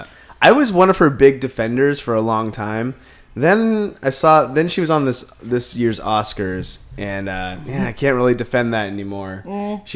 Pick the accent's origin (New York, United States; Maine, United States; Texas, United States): Maine, United States; I grew up in Maine